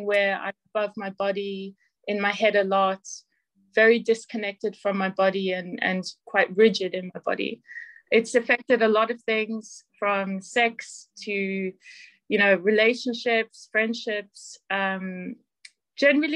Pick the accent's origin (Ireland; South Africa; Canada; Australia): South Africa; now in Northampton, United Kingdom; I'm originally from South Africa